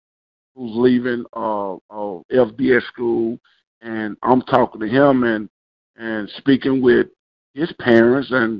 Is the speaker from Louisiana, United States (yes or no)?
no; Jackson, Mississippi, United States; I'm originally from Jackson, Mississippi, born and raised all my life